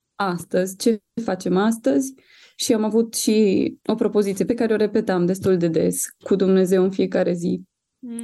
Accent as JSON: {"language": "Romanian", "town": "Sibiu", "region": "Sibiu County", "country": "Romania", "said": "noi suntem din Sibiu"}